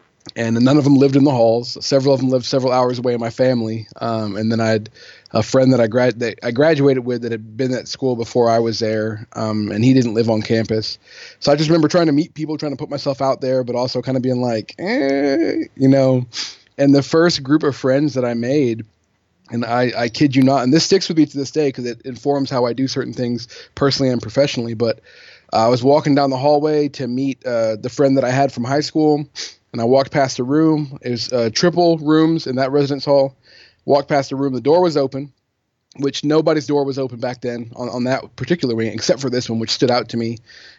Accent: England, United Kingdom; So I grew up, just to give you a really quick bio, I grew up overseas in England. My mom is English. My dad's American. He was in the Air Force when I was born. So from when I was born until I was 18, I lived in England

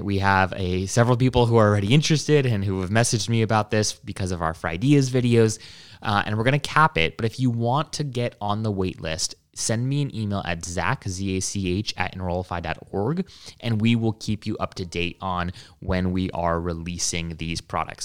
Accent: Hawaii, United States; moved away; I grew up in Hawaii

